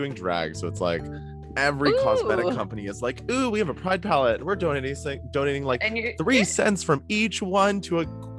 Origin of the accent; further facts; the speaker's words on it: Toronto, Ontario, Canada; growing up in Toronto